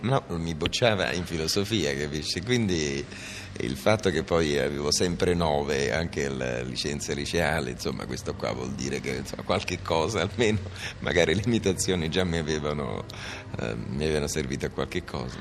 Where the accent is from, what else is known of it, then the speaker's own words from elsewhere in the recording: Naples, Campania, Italy; in un liceo napoletano, io sono napoletano